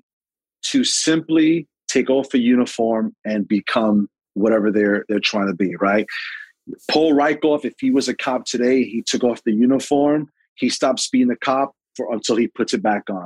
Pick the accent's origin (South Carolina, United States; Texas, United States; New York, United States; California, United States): New York, United States; New York City; When I grew up in Sunset Park, I never saw a black fireman